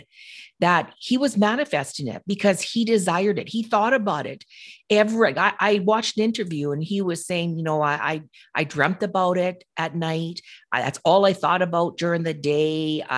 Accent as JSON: {"language": "English", "area": "Okanagan Lake", "region": "British Columbia", "country": "Canada", "tie": "born or raised there", "said": "I grew up around Okanagan Lake when I was little."}